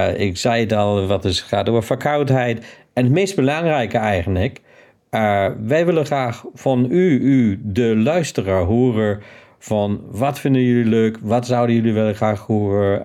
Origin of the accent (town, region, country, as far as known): Germany; accent: German; now in Netherlands